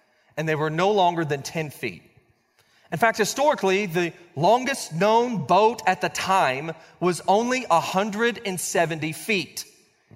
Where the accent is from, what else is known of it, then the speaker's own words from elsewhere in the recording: Blanchard, Oklahoma, United States; When I was 16 years old, I was growing up in Blanchard, Oklahoma.